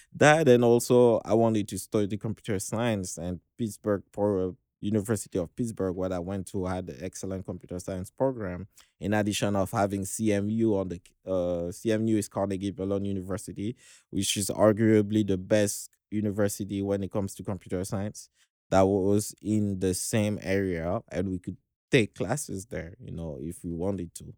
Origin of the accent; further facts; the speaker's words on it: Dakar, Senegal; I was born in Senegal, uh, Western Africa, uh, in Dakar, the capital.